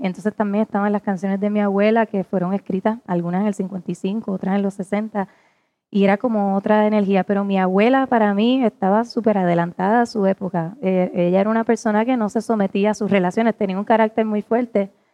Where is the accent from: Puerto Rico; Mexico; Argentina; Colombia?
Puerto Rico; como puertorriqueña